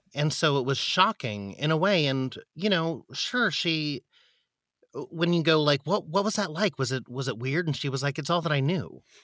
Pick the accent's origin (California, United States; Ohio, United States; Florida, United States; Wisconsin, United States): California, United States; San Diego; moved away as an adult; also born or lived in Philadelphia; now in New York, United States; I grew up in San Diego